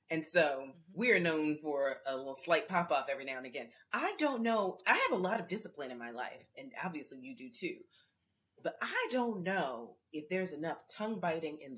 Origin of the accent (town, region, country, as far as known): Orlando, Florida, United States